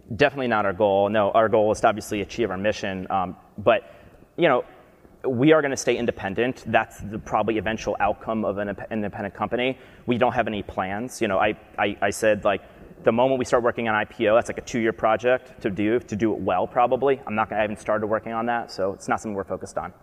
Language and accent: English; Albany, New York, United States; moved away; I'm from Albany, New York, upstate New York.